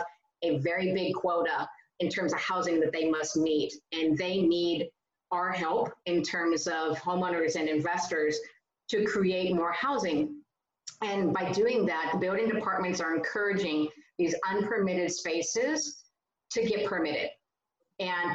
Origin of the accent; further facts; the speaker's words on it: California, United States; as a Californian